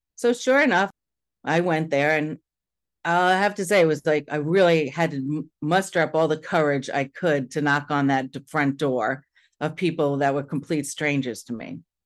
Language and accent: English; New York, United States; Now I'm from New York